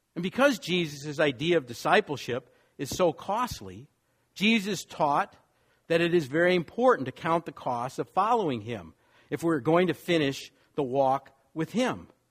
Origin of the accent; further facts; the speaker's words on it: Wisconsin, United States; moved away; also born or lived in New York / Los Angeles; I grew up in Wisconsin